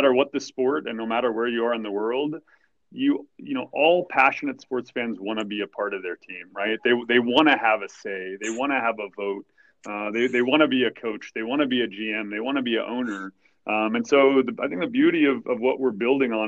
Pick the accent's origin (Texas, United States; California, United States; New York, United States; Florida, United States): Texas, United States; I was born in Texas